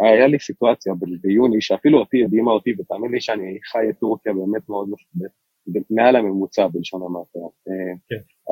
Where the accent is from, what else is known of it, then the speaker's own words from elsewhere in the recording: Israel; אני ישראלי, אה, אבל רוב המשפחה שלי גרה באיסטנבול